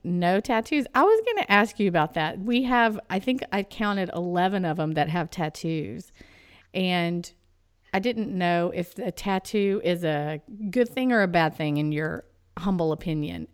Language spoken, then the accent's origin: English; East Texas, United States; I'll pronounce it Annalise because I'm from East Texas